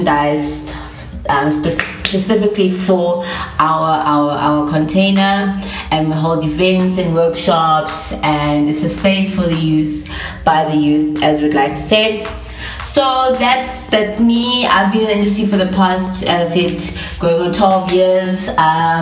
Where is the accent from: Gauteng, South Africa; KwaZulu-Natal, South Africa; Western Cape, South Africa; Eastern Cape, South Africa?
Gauteng, South Africa; Johannesburg; moved away as an adult; now in Vaal Triangle, South Africa; I grew up in Joburg, but I was born in Kosbukking Hospital